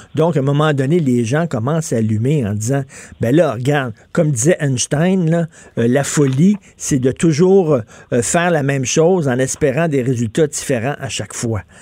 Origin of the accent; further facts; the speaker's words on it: Montreal, Quebec, Canada; je viens de Verdun, je viens d'un milieu euh, très modeste, ouvrier. Mon père travaillait dans une shop